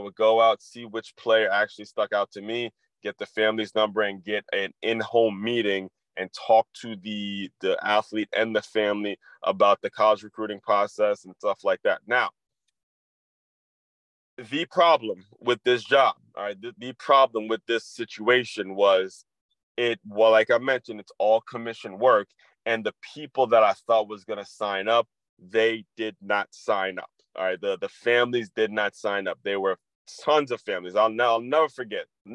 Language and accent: English; Silver Spring, Maryland, United States; the house I grew up in Silver Spring, Maryland